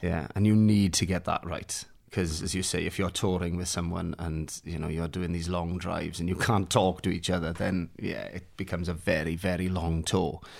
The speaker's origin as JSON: {"language": "English", "area": "Swansea Valley", "region": "Wales", "country": "United Kingdom", "tie": "born or raised there", "also_born_or_lived": "Neath", "said": "I'm from a little place called Anismidou, which is in the Swansea Valley"}